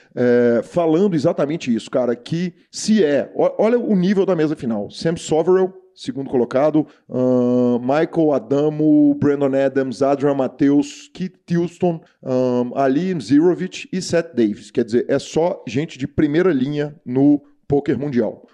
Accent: Brazil; eu sou brasileiro, né? Brasileiro atleticano, nascido aqui, mas neto de, de sírios por todos os lados

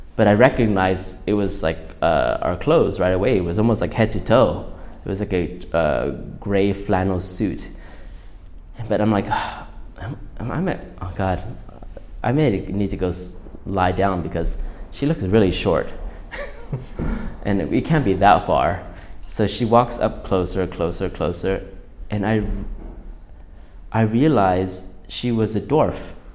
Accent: Huntington Beach, California, United States; also born or lived in Thailand; I was born in Thailand just by geography. But then um, I grew up in Southern California, Huntington Beach to be exact

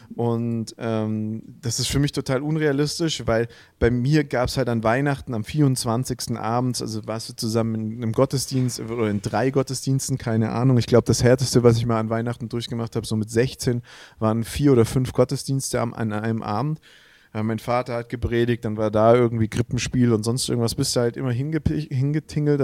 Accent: Swabia, Baden-Württemberg, Germany; accent: Swabian; keinem gefällt unser Dialekt. Immer wenn es um Dialekte geht, heißt der schwäbische Dialekt ist der hässlichste

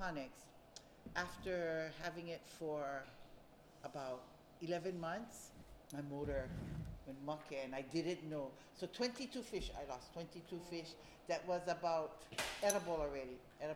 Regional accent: Waimanalo, Hawaii, United States; I'm born and raised in Waimanalo

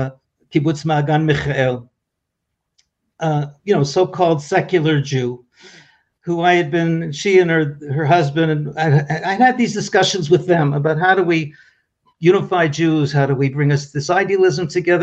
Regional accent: Toronto, Ontario, Canada; now in Israel; You know, I made Aliyah. I came to Israel from Toronto, Canada.

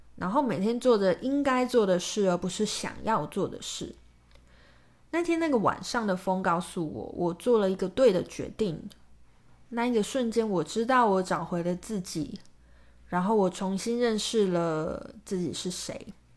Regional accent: Kaohsiung, Taiwan; now in Taipei, Taiwan; 我就是高雄人啊

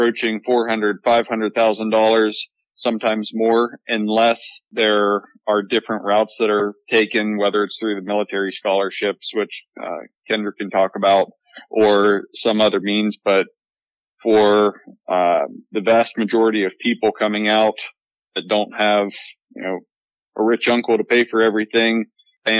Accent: Pennsylvania, United States; also born or lived in Hawaii; Moved into private practice where I worked for a year in Pennsylvania in my hometown

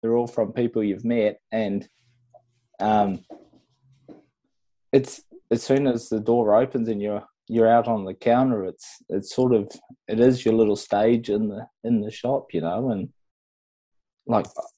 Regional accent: Whangaparaoa, Auckland, New Zealand; I grew up in Whangaparoa in New Zealand

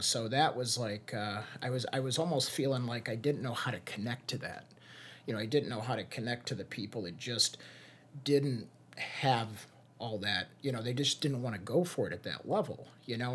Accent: Hammond, Indiana, United States; moved away; also born or lived in Chicago; When I moved back to Northwest Indiana, I was originally from Highland, or Hammond.

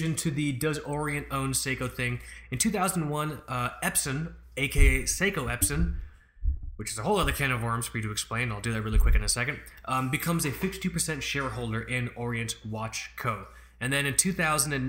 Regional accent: United States; I'm speaking as an American citizen

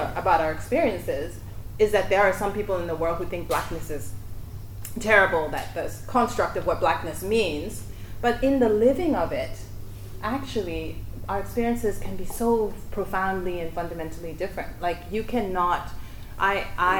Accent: Johannesburg, Gauteng, South Africa; moved away as an adult; now in Australia; I grew up in Africa

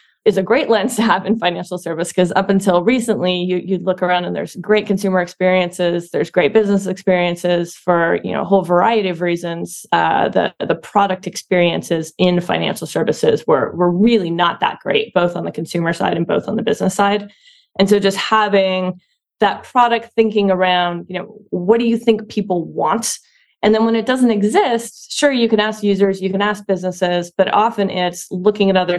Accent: Ottawa, Ontario, Canada; now in San Francisco, United States; I'm from Ottawa, Canada originally

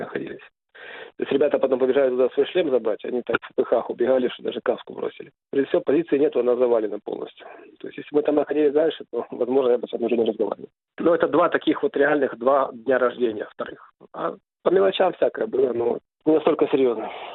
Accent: Kyiv, Ukraine; я родился и вырос в Киеве, в Украине

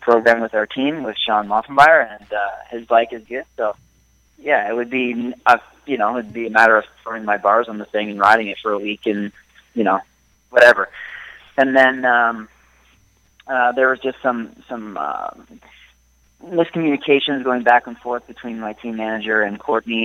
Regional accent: Ottawa, Ontario, Canada; I'm from Ottawa originally

